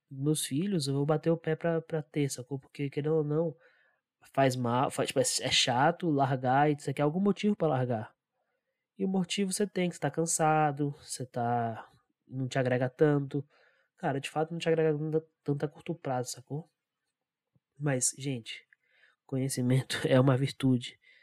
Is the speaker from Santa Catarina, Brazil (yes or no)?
no; Brasília, Federal District, Brazil; E só eu que nasci aqui, eu nasci em Brasília